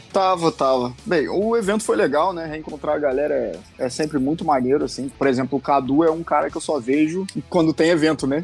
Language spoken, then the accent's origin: Portuguese; Rio de Janeiro, Brazil; eu sou carioca